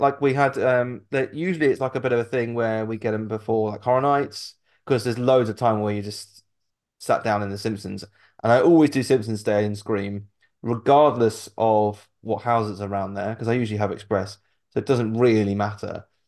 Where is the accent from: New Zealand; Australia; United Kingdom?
United Kingdom; we're British